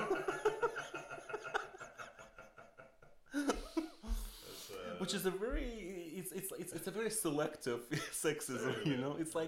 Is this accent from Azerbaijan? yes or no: yes; Azerbaijan; now in Berlin, Germany; I'm from Azerbaijan